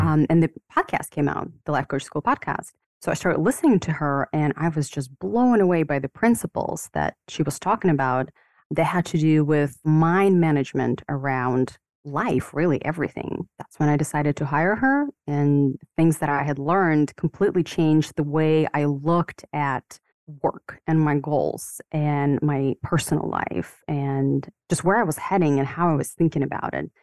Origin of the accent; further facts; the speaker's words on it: Ukraine; moved away as an adult; now in United States; I was born and raised in the Ukraine